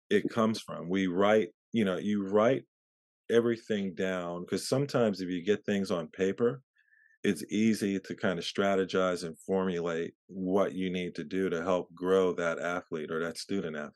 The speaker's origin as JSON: {"language": "English", "town": "Pittsburgh", "region": "Pennsylvania", "country": "United States", "tie": "born there", "also_born_or_lived": "Philadelphia / New Jersey", "lives_now": "Marina, United States", "said": "I was born in Pittsburgh and I was in uh, Philadelphia and New Jersey uh, for a few years and I came out to California in 94."}